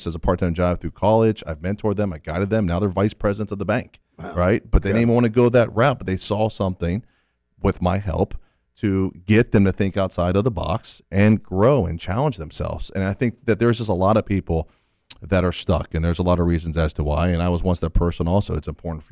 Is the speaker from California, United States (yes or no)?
no; Fort Lauderdale, Florida, United States; I'm born and raised in Fort Lauderdale